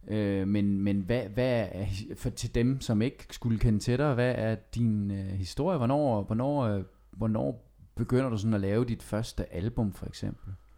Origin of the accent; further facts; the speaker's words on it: Skive, Central Denmark Region, Denmark; jeg er selv fra Skive